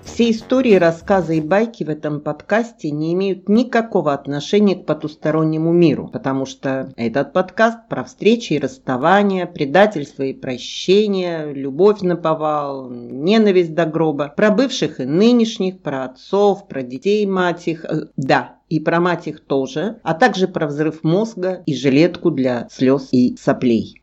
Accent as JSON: {"language": "Russian", "town": "Krasnodar", "region": "Krasnodar Krai", "country": "Russia", "said": "я из Краснодара"}